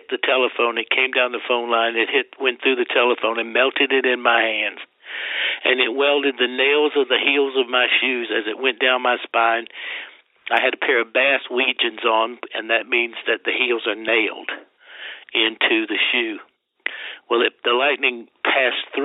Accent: Deep South, United States; now in Las Vegas, United States; I grew up in the Deep South, you know, and everybody goes to hell where I came from

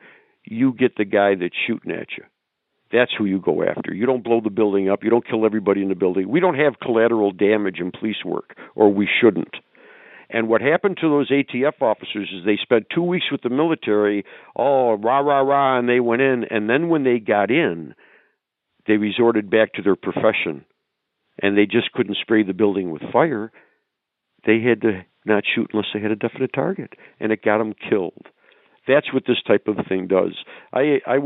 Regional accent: New York, United States; I grew up in New York State. And when I was a kid growing up in New York State

